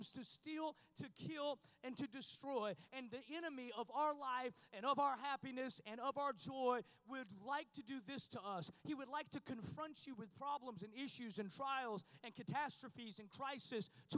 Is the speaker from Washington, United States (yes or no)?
yes; Washington, United States; moved away as an adult; now in Texas, United States; we're from Washington